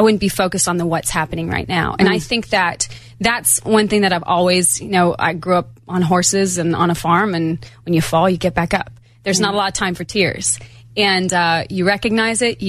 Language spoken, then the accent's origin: English; Montana, United States; I'm from Montana